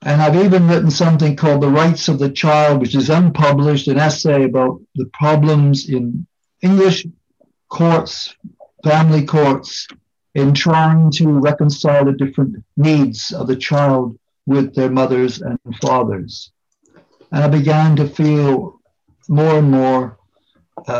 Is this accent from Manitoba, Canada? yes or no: no; Hamilton, Ontario, Canada; moved away as an adult; also born or lived in York, England; now in United Kingdom; I was born in Hamilton, Ontario, Canada in 1947.